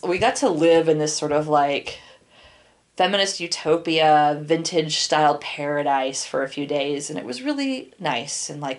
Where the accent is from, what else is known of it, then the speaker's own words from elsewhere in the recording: Portland, Oregon, United States; I'm from Portland